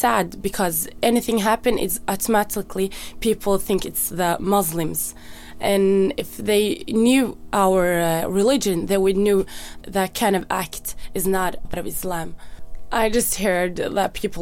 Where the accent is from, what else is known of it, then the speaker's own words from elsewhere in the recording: Somalia; now in Norway; I'm from Somalia, and I've lived in Norway since 1997.